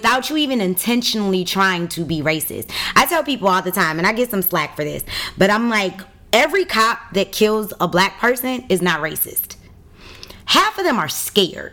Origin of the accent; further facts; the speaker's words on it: Detroit, Michigan, United States; I grew up on 7 Mile in Greenfield in the west side of Detroit